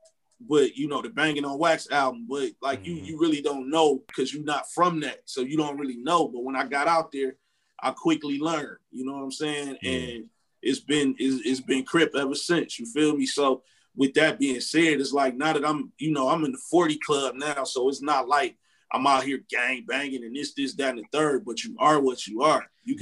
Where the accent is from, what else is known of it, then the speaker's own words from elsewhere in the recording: Detroit, Michigan, United States; moved away; I'm from Detroit.